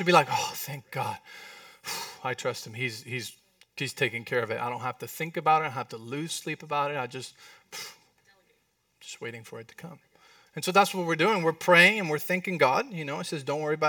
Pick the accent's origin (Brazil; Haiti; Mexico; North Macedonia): Mexico; accent: Mexican; It was not my Mexican accent.